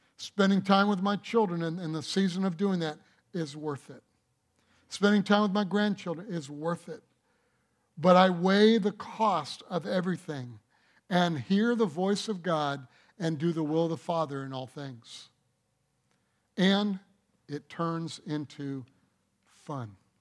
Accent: Detroit, Michigan, United States; I was born in Detroit

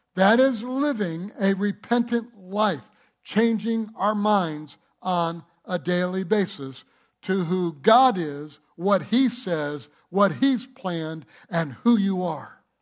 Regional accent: Detroit, Michigan, United States; I was born in Detroit.

